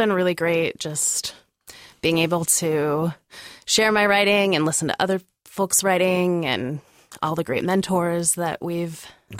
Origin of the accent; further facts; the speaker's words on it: Missoula, Montana, United States; now in Portland, United States; I started out in my hometown in Missoula, Montana, with Missoula Children's Theater.